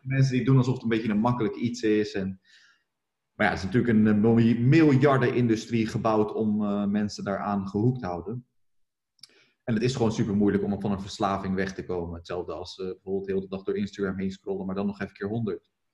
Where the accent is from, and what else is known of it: Rotterdam, South Holland, Netherlands